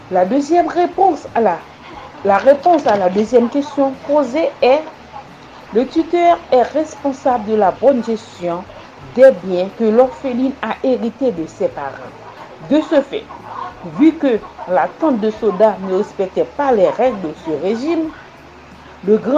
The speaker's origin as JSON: {"language": "French", "country": "Haiti", "said": "Je suis haïtienne."}